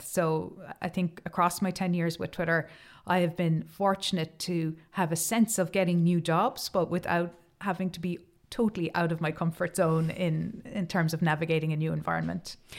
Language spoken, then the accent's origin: English; Cork, Munster, Ireland; I am from Cork